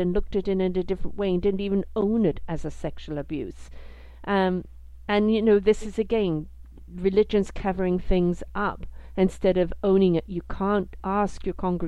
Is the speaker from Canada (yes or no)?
yes; Canada; as a Canadian